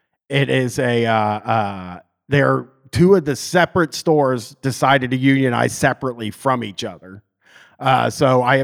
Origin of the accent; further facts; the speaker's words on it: Canada; You know, I'm from Canada, actually.